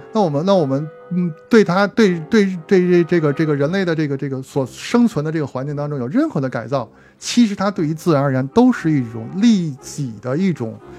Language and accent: Chinese; Beijing, China; 作为咱们这种从小在胡同儿长大的孩子，这种感受还是比较直观的